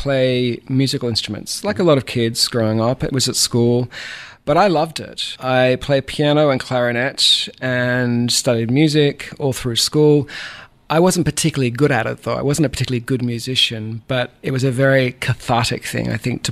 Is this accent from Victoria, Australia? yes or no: yes; Bendigo, Victoria, Australia; moved away as an adult; also born or lived in California; now in Savannah, United States; I'm from the Southern part of Australia, a country boy at heart, born in a gold mining town called Bendigo, which is in the middle of the state of Victoria